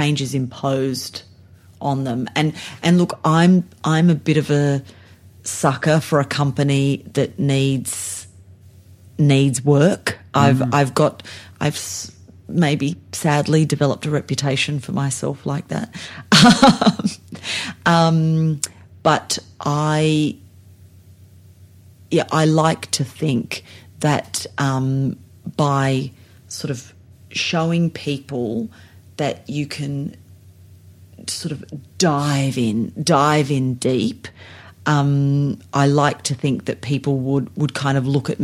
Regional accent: Sydney, New South Wales, Australia; moved away as an adult; also born or lived in Blue Mountains, New South Wales; now in Adelaide, Australia; I'm not even from South Australia. I'm born and bred in Sydney.

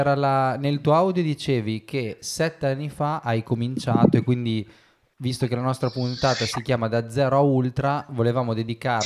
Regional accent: Bologna, Emilia-Romagna, Italy; io da bolognese, visto che siamo vicini di casa

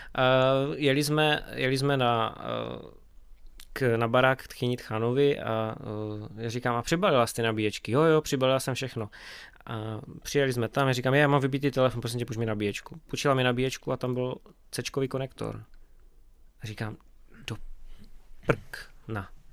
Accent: Beskydy, Czechia; u nás v Beskydech

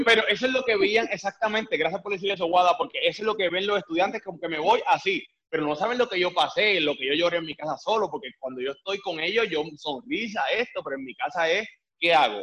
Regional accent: Puerto Rico; moved away as an adult; now in Miami, United States; yo soy de Puerto Rico

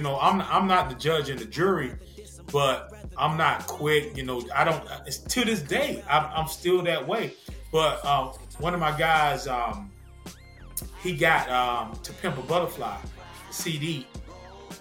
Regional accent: the South, United States; I'm from the South.

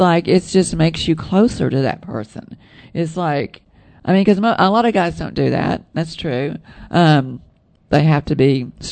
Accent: the South, United States; accent: southern; With my southern accent

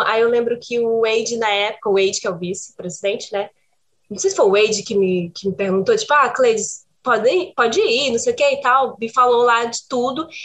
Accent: Brazil; now in Portugal; sou brasileira

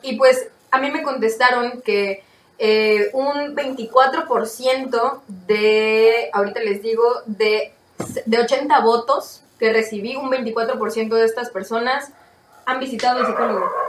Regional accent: Mexico; soy mexicano

